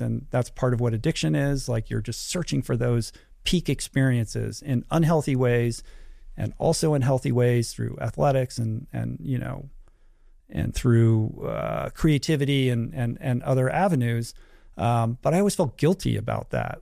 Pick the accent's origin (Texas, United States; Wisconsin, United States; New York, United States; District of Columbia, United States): District of Columbia, United States; Washington; moved away as an adult; also born or lived in California; I grew up in Washington, D C, so traveled three thousand miles away to go to school